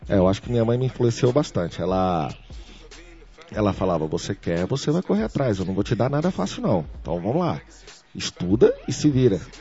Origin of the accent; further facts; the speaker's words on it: Brasília, Federal District, Brazil; nasci aqui em Brasília